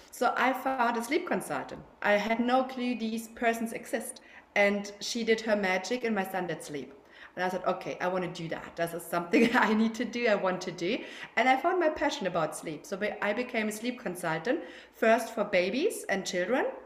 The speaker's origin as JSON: {"language": "English", "country": "Germany", "accent": "German", "second_language": "English", "moved": "yes", "lives_now": "Barcelona, Spain", "said": "as you can hear from my accent, I'm German, yeah, but I'm living in Spain. I'm living in Barcelona with my husband and my three kids."}